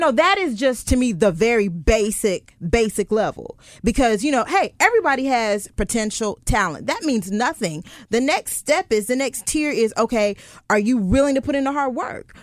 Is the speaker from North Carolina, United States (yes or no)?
yes; Goldsboro, North Carolina, United States; moved away as an adult; also born or lived in Charlotte, North Carolina; now in Richmond, United States; I'm from Charlotte. Well, I'm actually from Goldsboro, North Carolina, by way of Charlotte